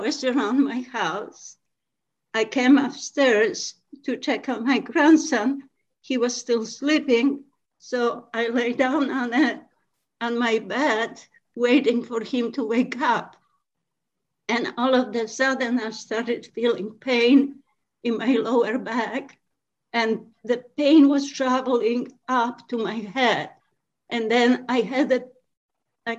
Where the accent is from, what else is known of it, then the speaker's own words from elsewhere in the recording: Poland; moved away as an adult; also born or lived in Milford, Pennsylvania / upstate New York; now in New York, United States; originally, I am from Poland. I've been in USA for 30 years.